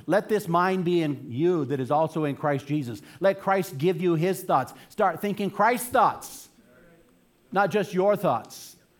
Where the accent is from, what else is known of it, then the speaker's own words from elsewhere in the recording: Boston, Massachusetts, United States; Trust me, I'm coming from Boston, so I know what I'm talking about, okay?